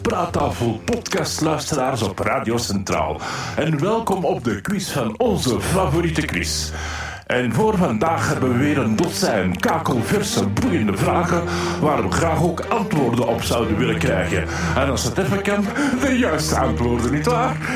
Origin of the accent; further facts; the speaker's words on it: Antwerp, Flanders, Belgium; ik ben van Antwerpen